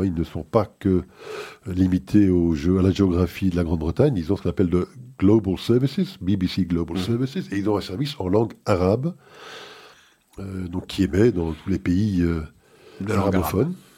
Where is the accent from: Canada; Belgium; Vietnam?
Belgium; ici chez nous en Belgique